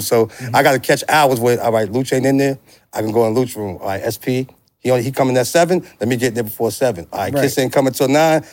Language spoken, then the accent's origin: English; New York City, New York, United States; also born or lived in Yonkers / New Jersey; I grew up on St. James, which is right around the corner from PS 11